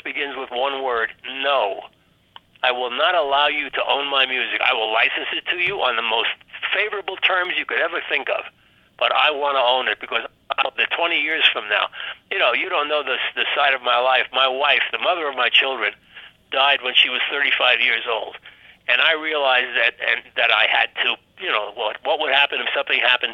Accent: New York, United States; I've been a New Yorker, born in New York, and I'll die in New York

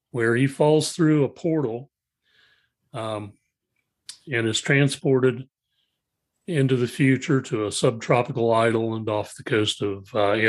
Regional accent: Ohio, United States; Uh, I'm originally from Ohio

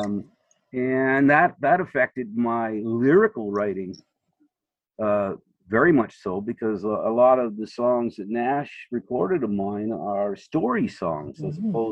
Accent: Nova Scotia, Canada; Growing up in Nova Scotia on the shore

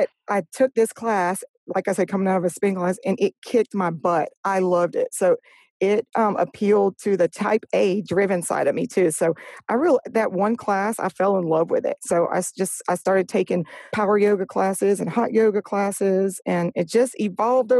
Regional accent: Louisiana, United States; moved away as an adult; now in Orange Beach, United States; when I grew up in Louisiana, moved here in 99. So I was about 23 years old.

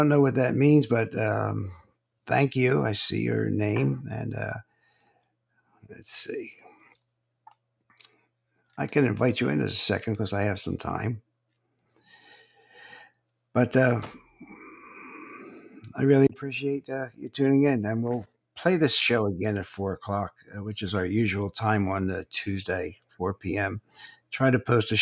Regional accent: Naples, Florida, United States; I'm from Naples, Florida

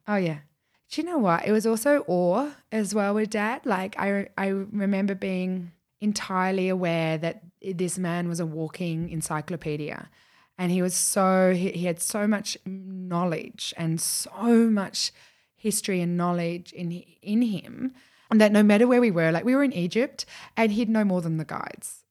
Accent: Australia; being the Australian, or the only Australian in the room

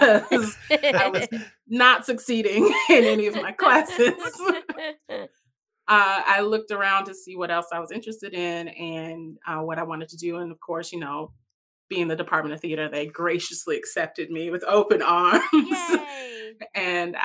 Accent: Chicago, Illinois, United States; moved away as an adult; also born or lived in Champaign-Urbana, Illinois; now in Providence, United States; I come from Chicago, Illinois. I just moved here to Providence, Rhode Island in August

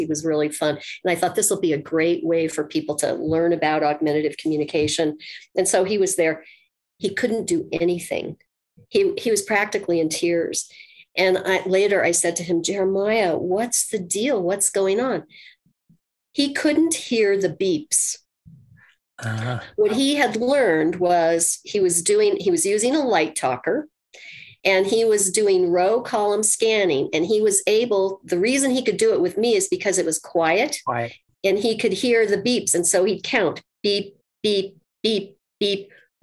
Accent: Colorado, United States; I'm from Colorado.

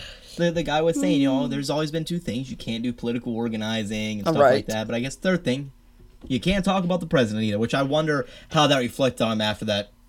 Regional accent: Georgia, United States; moved away; I'm from the South. 10 years in Georgia. That's where I grew up. That's everything I love is the South and the Southern in me.

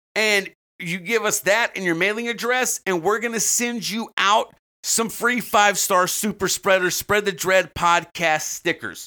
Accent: the South, United States; As a Southerner

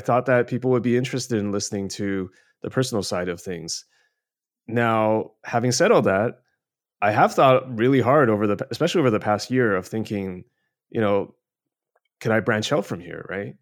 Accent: Canada; now in China; I grew up in Canada, uh, now live in mainland China.

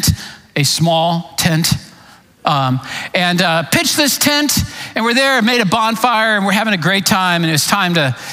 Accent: Clearwater, Florida, United States; moved away as an adult; also born or lived in East Tennessee; I was raised in Clearwater, Florida

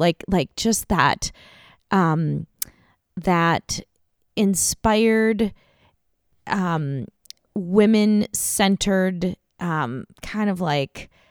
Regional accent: Minnesota, United States; I'm from here, you know, I'm from Minnesota

